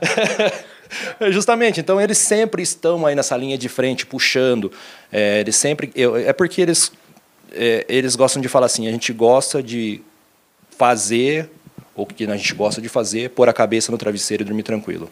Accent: Mafra, Santa Catarina, Brazil; moved away as an adult; also born or lived in Lins, São Paulo; Eu sou catarinense de Mafra, é, divisa do estado Estado é, com o Paraná

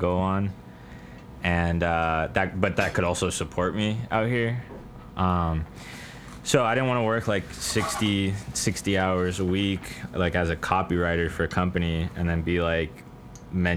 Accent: Caribbean coast of Colombia, Colombia; I'm from the Caribbean coast of Colombia

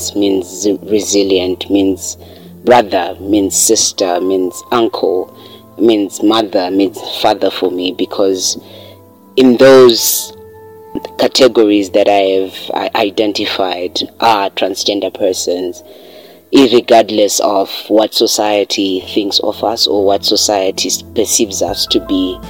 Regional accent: Zimbabwe; I'm from Zimbabwe, coming from Azowe

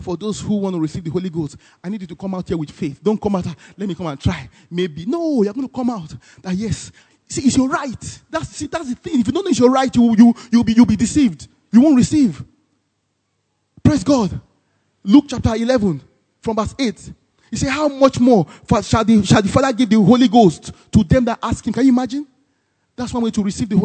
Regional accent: Nigeria; as a Nigerian

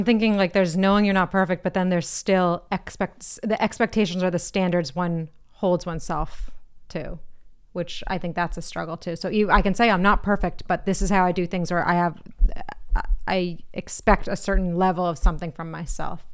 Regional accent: Boston, Massachusetts, United States; East Coast, I'm from the Boston area. I'm American

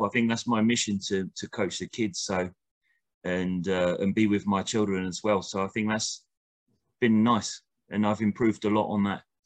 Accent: United Kingdom; now in Costa Rica; I'm a British coach

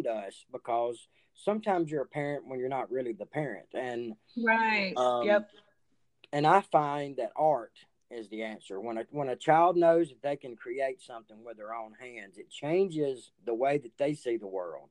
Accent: the South, United States; also born or lived in Reform, Alabama; you and I, we were raised in the South

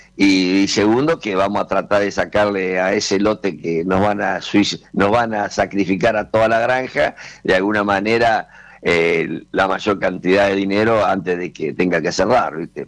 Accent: Argentina; somos argentinos

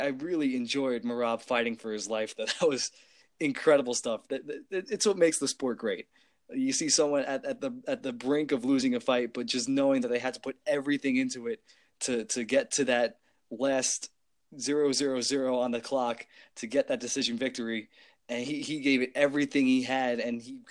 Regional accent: Long Island, New York, United States; I'm from Long Island

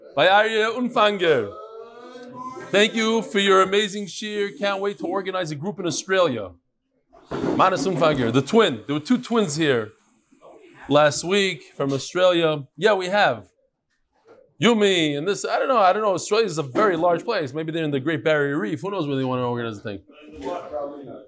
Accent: Lakewood, New Jersey, United States; I was born in Lakewood. It wasn't so big when I was born.

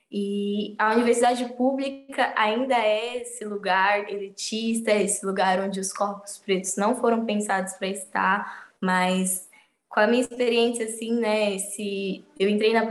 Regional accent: São Paulo, Brazil; E a partir do momento que eu fui entendendo que a minha, na minha quebrada, no, no território, em Emelino Matarazzo, tem espaços que são tão potentes ou maior do que eu posso encontrar no centro

